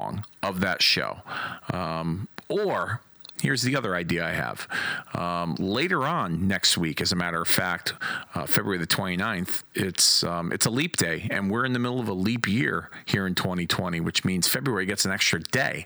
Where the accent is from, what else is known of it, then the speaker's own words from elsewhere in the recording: Hartford, Connecticut, United States; from my hometown of Hartford, Connecticut.